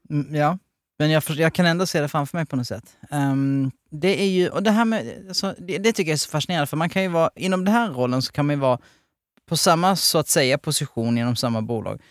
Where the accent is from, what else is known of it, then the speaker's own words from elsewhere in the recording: Helsingborg, Skåne, Sweden; jag är född i Helsingborg, alltså i området